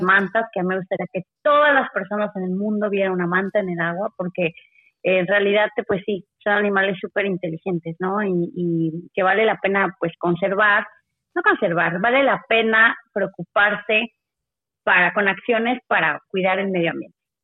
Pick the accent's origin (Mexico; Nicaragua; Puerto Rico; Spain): Mexico; Todos somos mexicanos